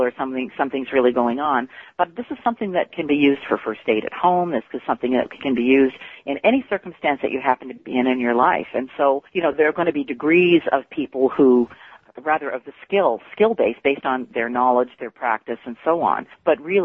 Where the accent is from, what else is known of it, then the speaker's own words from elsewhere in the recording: Canada; I'm actually Canadian